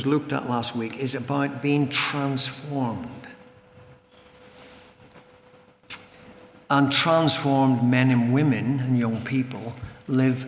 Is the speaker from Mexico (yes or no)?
no; Northern Ireland, United Kingdom; I come from Northern Ireland